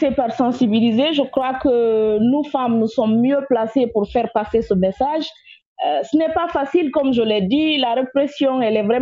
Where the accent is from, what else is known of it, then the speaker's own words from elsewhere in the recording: Togo; pour qu'on se concentre sur nous en tant que Togolais, peuple togolais, tout court.